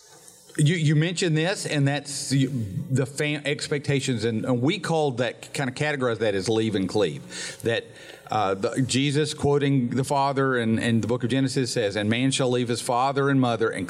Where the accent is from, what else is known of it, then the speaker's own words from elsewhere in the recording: Gadsden, Alabama, United States; growing up in the Harrison house and on Troy Street in North Gadsden